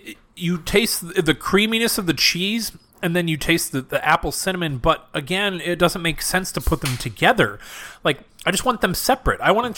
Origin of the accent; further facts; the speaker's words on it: Wisconsin, United States; I'm from Wisconsin.